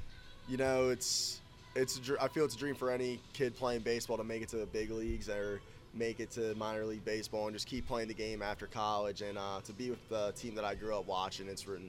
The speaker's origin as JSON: {"language": "English", "region": "New Jersey", "country": "United States", "tie": "born or raised there", "also_born_or_lived": "Philadelphia, Pennsylvania", "said": "I was born in Philly, lived there for a few years, and then moved over to Jersey."}